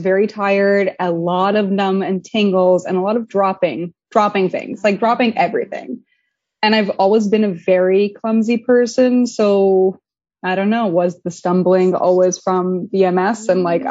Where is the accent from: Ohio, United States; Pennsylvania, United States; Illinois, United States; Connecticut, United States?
Pennsylvania, United States; moved away as an adult; also born or lived in New York; I'm from Pennsylvania originally, the middle of nowhere, the woods, lots of mushrooms and moss